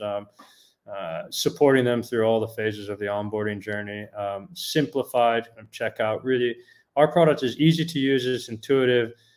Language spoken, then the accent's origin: English; United States; moved away as an adult; also born or lived in Europe; now in Netherlands; I'm American born, but I've got a British passport and I've lived 20 years in Europe, most of my adult life, actually.